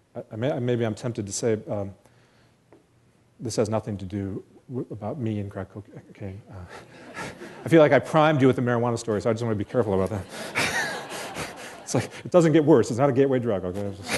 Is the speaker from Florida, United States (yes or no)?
no; rural area north of Clarkston, Michigan, United States; back to my rural outpost north of Clarkston